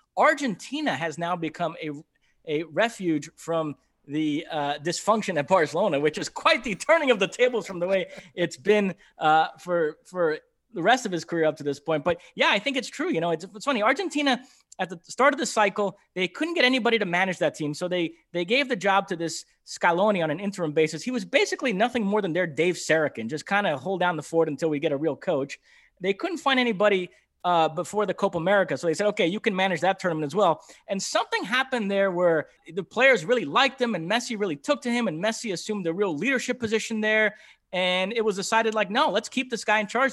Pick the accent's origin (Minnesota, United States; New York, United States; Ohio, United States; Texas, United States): New York, United States; I grew up in New York listening to that radio station, W F A N